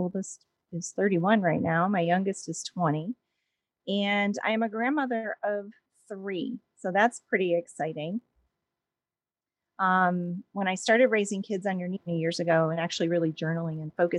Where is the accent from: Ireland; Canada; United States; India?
United States; Williamsport, Pennsylvania; I grew up in Williamsport, Pennsylvania, which is the home of the Little League World Series.